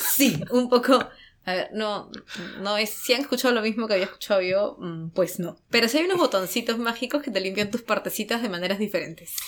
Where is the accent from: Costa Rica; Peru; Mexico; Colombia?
Peru; now in Japan; los dos somos peruanos